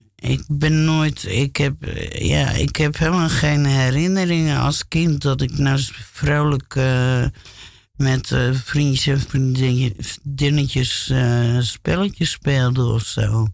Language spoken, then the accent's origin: Dutch; Alphen aan de Rijn, South Holland, Netherlands; also born or lived in Gouda; now in Amsterdam, Netherlands; die woonden in Alphen aan de Rijn. En dus, dus daar kom ik eigenlijk ook vandaan